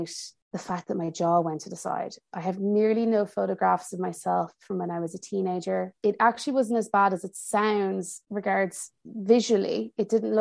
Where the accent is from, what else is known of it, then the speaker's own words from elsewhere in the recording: Ireland; moved away as an adult; also born or lived in United States / Milan, Italy; now in Paris, France; I grew up in Ireland